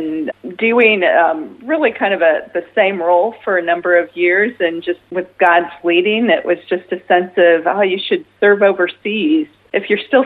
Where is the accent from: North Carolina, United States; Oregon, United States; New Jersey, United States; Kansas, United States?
Oregon, United States; now in Melbourne, Australia; I was born in the state of Oregon in the U.S., and did not get raised in a Christian family